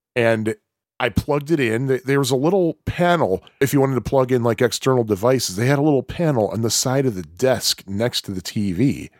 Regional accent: Chicago, Illinois, United States; I'm from Chicago.

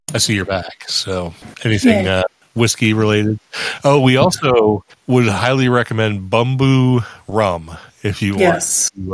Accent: United States; As an American

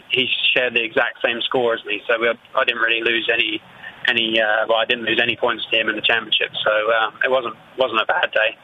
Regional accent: England, United Kingdom; we're English

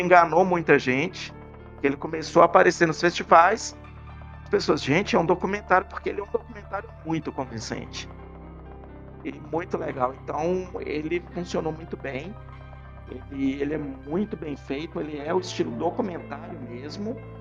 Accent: Belo Horizonte, Minas Gerais, Brazil; Que eu sou de Belo Horizonte

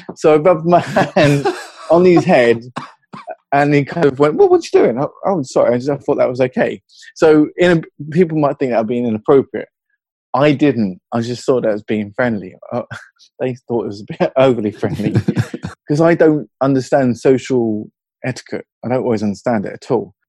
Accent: Hertfordshire, East of England, United Kingdom; accent: British; now in Newcastle, United Kingdom; I'm in Newcastle, but my uh, my accent's from Hertfordshire originally

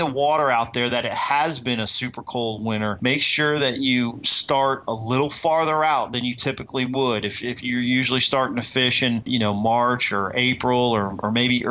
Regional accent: United States; now in Lake Amistad, United States; I grew up on the Potomac River. Then I moved the opposite way

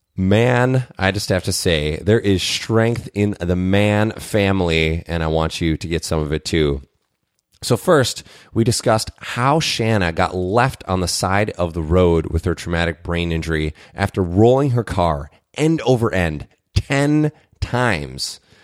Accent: Minnesota, United States; as a Minnesotan

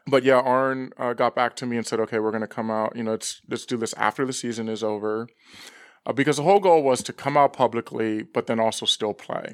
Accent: Los Angeles, California, United States; grew up for the most part in, um, northern San Fernando Valley.

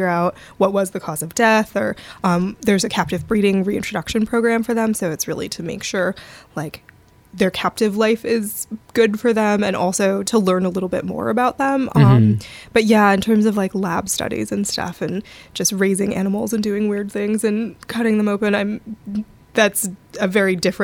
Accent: Redwood City, California, United States; I'm from the Bay Area. I'm from Redwood City

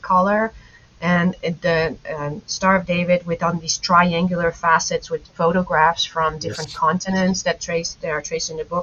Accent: Netherlands; I'm a Dutch native, and so I was born and raised in the Netherlands

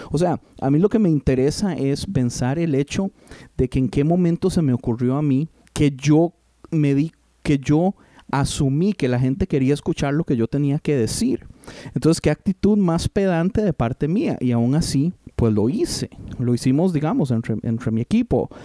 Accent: Costa Rica; moved away as an adult; nosotros somos de Costa Rica, mi esposa se vino cuando tenía 21 años, yo me vine cuando tenía 19 años

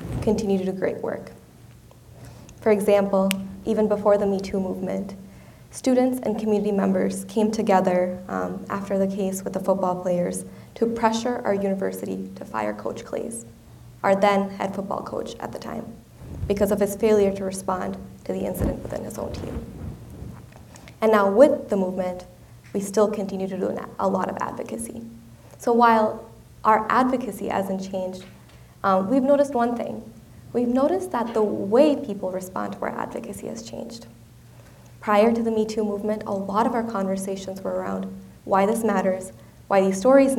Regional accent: India; moved away; my home country of India

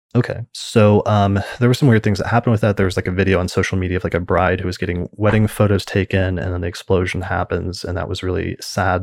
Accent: United States; being an American

